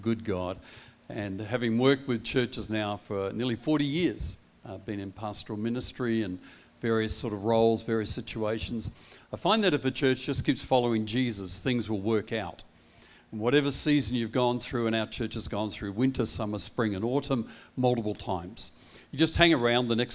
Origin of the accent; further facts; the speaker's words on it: Perth, Western Australia, Australia; also born or lived in Applecross / Bentley / Wilson; I'm Perth born and bred boy